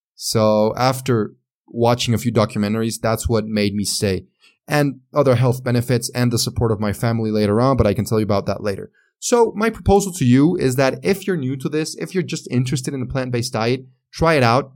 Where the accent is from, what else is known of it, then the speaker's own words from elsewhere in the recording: Mexico; accent: Mexican; English is a second language; also born or lived in San Luis Potosí, Mexico; my Mexican accent.